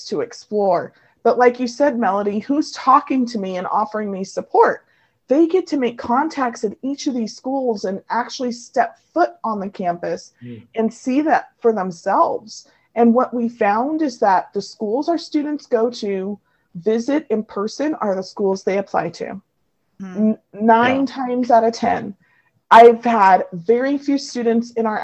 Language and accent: English; California, United States; my hometown is sandwiched right between the two schools